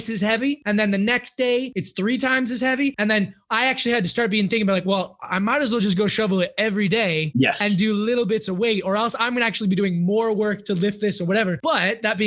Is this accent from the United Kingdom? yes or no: no; Canada; now in Switzerland; as a Canadian